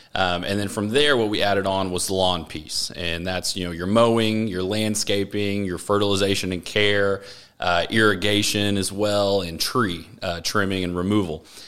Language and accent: English; Austin, Texas, United States; I grew up in Austin.